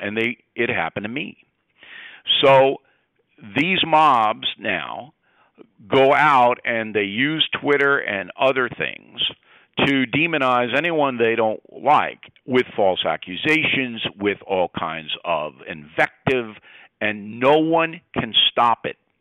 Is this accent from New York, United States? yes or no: yes; Levittown, New York, United States; also born or lived in Westbury, New York; I was born in Levittown, New York, which is a working class suburb